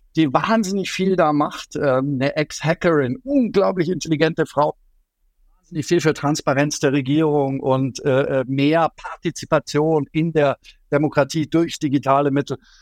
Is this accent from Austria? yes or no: no; Allgäu, near Neuschwanstein Castle, Bavaria, Germany; Ich komme aus dem Allgäu, aus der Nähe von Schloss Neuschwanstein.